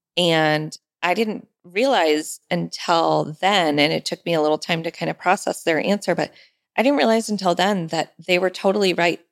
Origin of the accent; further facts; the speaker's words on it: Sonoma County, California, United States; I'm from Sonoma County